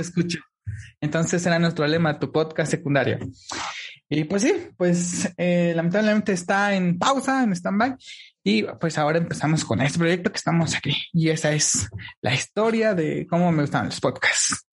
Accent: Oaxaca, Mexico; yo soy de México, pero de, una parte, eh, pues, del sur, digamos, que viene siendo el, el hermosísimo estado de Oaxaca

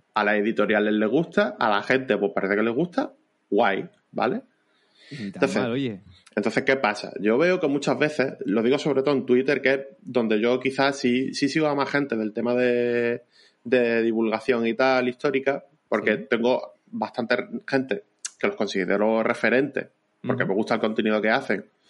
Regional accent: Vélez-Málaga, Andalusia, Spain; yo soy de Vélez, Málaga, ¿vale? En provincia de Málaga

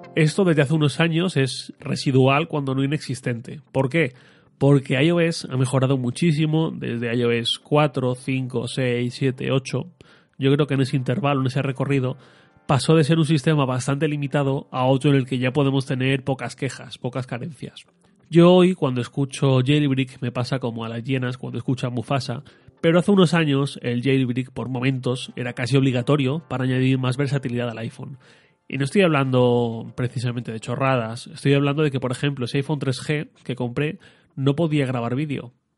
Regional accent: Torrent, Valencian Community, Spain; salí de Torrent, de mi pueblo, a Valencia

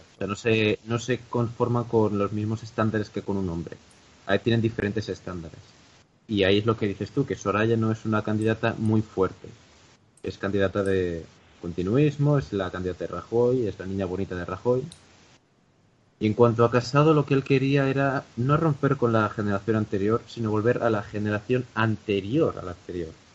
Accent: Galicia, Spain; yo soy gallego

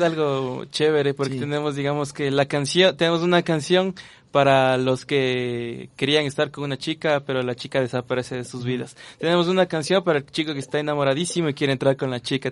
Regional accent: Quito, Pichincha, Ecuador; yo soy quiteño y tengo unas pequeñas raíces en donde es Riobamba, Colta, por ahí

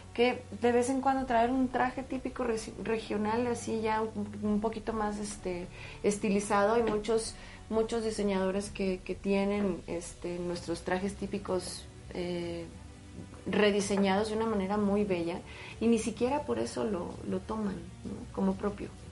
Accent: Chihuahua, Mexico; yo vengo de Chihuahua

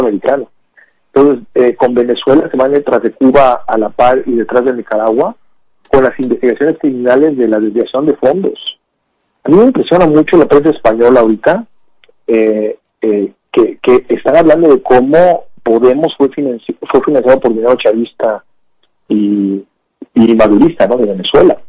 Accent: Veracruz, Mexico; moved away; also born or lived in San Antonio, Texas, United States; el gobierno que tenemos en Veracruz es una expresión de quiénes somos como veracruzanos

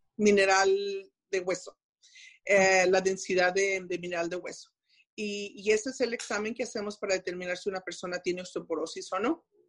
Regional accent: Mexico; moved away as an adult; siendo mexicana y haber, habiendo estado en México y aprendiendo el inglés, el hablarlo ya pues de grande, tengo mi acento

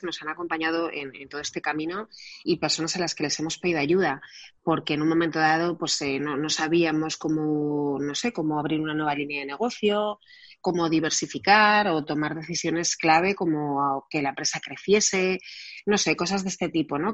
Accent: Barcelona, Catalonia, Spain; yo nací en Barcelona

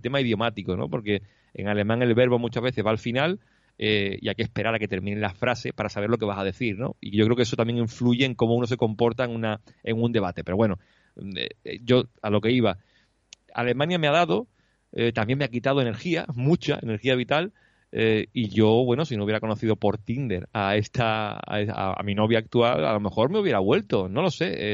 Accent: Huelva, Andalusia, Spain; moved away as an adult; now in Cologne, Germany; yo vengo de una tierra donde la tapita, la mm, cervecita y eso, pues eso es clave al solecito, de tener en mi tierra en Huelva 300 y pico días de sol al año

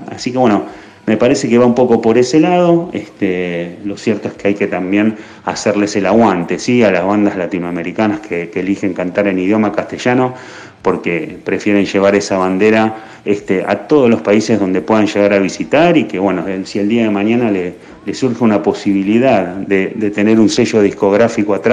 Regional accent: Argentina

